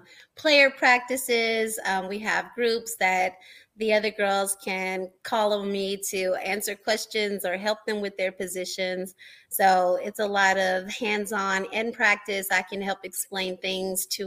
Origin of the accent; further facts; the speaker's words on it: Nashville, Tennessee, United States; we had a women's football team here in my hometown